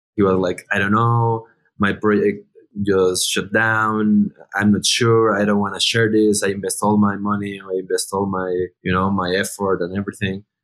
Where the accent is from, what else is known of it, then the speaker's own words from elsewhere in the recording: Mexico; all the founders, we are from Mexico